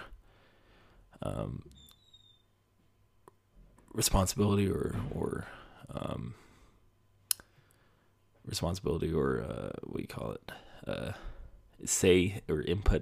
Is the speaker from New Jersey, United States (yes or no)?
no; Utah, United States; now in Colorado, United States; move back to my home state of Utah